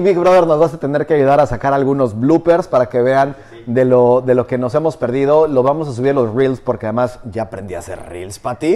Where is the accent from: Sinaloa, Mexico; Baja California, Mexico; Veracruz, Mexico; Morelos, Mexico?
Morelos, Mexico; now in Riviera Maya, Mexico; Soy del patio trasero de la Ciudad de México, pero no, no soy chilango